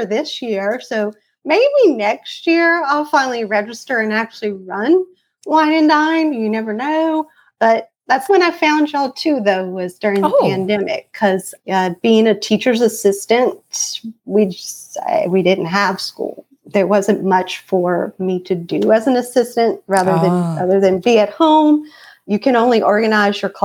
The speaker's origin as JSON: {"language": "English", "region": "Louisiana", "country": "United States", "tie": "born or raised there", "said": "So I am from Louisiana. I've lived here all my life. I don't think I have an accent either."}